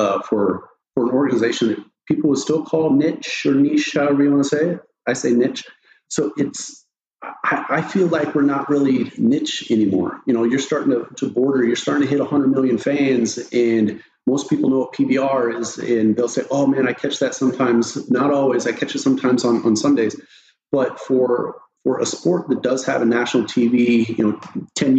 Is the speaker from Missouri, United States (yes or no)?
no; Eastern Oregon, United States; I grew up in Eastern Oregon, small town, ranching and bull riding